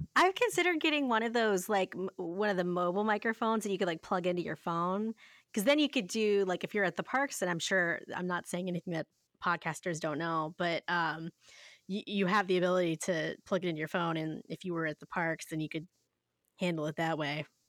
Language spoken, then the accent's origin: English; Ohio, United States; I said pop 'cause I'm from Ohio